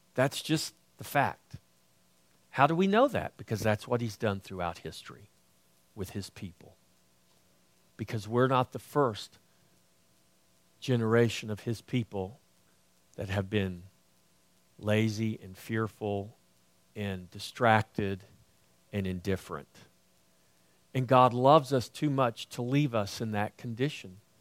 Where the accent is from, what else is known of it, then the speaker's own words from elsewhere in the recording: United States; I grew up on the coast